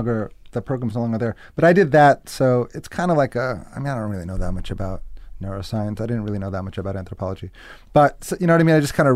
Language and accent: English; Newton, Massachusetts, United States; moved away as an adult; also born or lived in Israel / Binghamton, New York; I grew up in Newton.